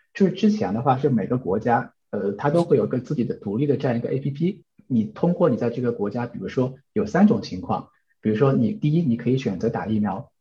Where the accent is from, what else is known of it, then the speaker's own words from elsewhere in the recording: China; also born or lived in New Zealand; now in Netherlands; 我们中国人